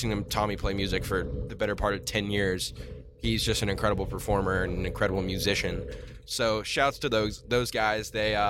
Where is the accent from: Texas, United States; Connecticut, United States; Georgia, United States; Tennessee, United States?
Tennessee, United States; Nashville; moved away; I grew up in Nashville